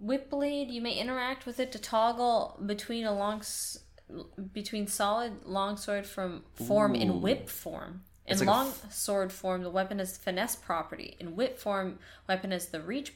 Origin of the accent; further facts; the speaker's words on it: Nova Scotia, Canada; also born or lived in Quebec; I grew up partially in Nova Scotia, where we live now, and partially in Quebec, where I've lived before.